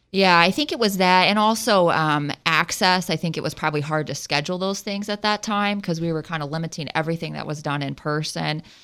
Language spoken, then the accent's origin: English; Southwest Ohio, United States; accent: Ohio; moved away; I'm from Southwest Ohio between Dayton and Cincinnati